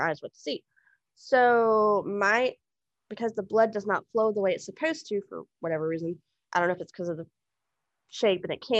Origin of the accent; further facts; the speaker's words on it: Houston, Texas, United States; I was born in Houston, Texas in 1978